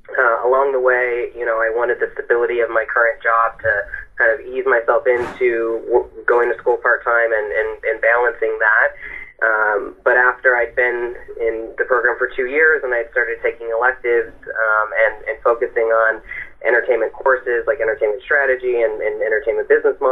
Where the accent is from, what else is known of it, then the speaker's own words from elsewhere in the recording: Denver, Colorado, United States; born there; So I was born in Denver and moved around a little bit as I was growing up, but I started my undergrad in D.C. at American University